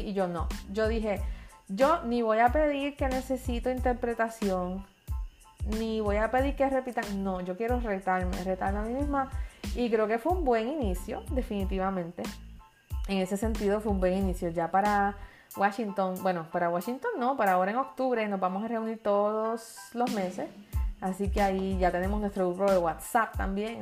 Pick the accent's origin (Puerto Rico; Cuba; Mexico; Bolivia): Puerto Rico; Soy la única de Puerto Rico, la única que habla español